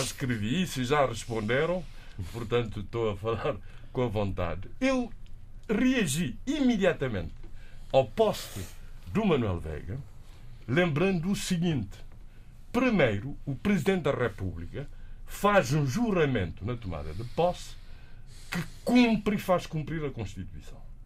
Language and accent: Portuguese; Cape Verde; nós em Cabo Verde temos há duas línguas